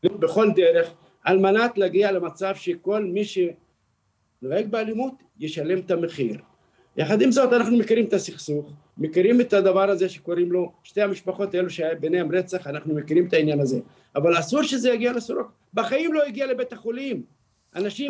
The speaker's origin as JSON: {"language": "Hebrew", "town": "Beersheba", "region": "Southern District", "country": "Israel", "tie": "born or raised there", "said": "סורוקה זה מקום בשבילנו, בשביל כל אזרח, הוא מקום קדוש, מקום שאנחנו נולדנו שם"}